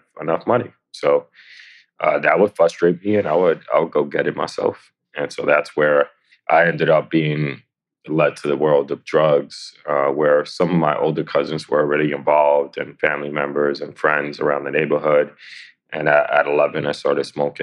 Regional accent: New York City, New York, United States; I born and raised in the Lower East Side of New York City.

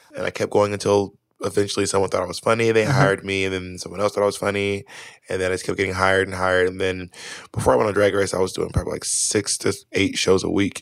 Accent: Atlanta, Georgia, United States; also born or lived in Manhattan, New York; now in New York, United States; I live in Manhattan. Mm-hmm. I'm from Atlanta, Georgia

